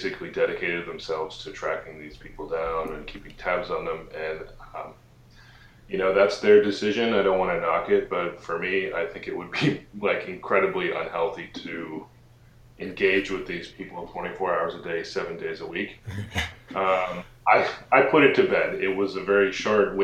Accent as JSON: {"language": "English", "town": "Sarnia", "region": "Ontario", "country": "Canada", "tie": "born or raised there", "moved": "yes", "lives_now": "Western Kentucky, United States", "said": "back in my hometown of Sarnia, Ontario"}